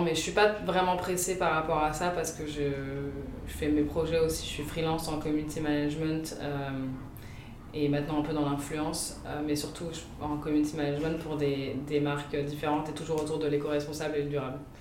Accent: Paris, Île-de-France, France; also born or lived in London; j'habite à Paris, je suis née à Paris, j'ai habité 5 ans à Londres

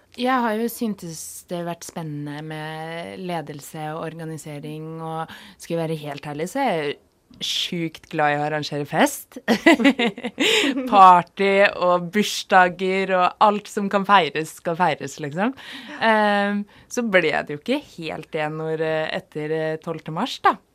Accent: Oslo, Norway; moved away as an adult; now in Volda, Norway; jeg kom fra et studie hjemme i Oslo

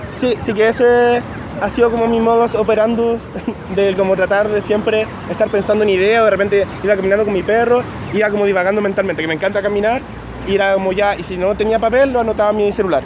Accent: Concepción, Biobío, Chile; moved away as an adult; also born or lived in Santiago, Chile; now in Madrid, Spain; nací en Concepción, a los 18 años me mudé a Santiago

